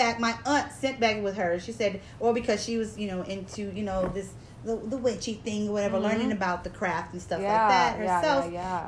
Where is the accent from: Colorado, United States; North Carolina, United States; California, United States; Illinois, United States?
California, United States; I was born and raised in California.